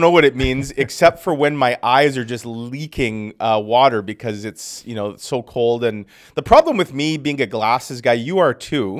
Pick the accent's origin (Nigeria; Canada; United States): Canada; Winnipeg, Manitoba; I grew up in North Kildonan